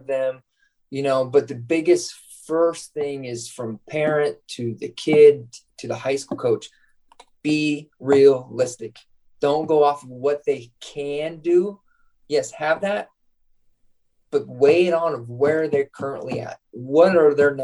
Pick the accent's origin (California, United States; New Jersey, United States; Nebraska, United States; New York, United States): Nebraska, United States; Scottsbluff; moved away; my hometown in Scottsbluff, Nebraska.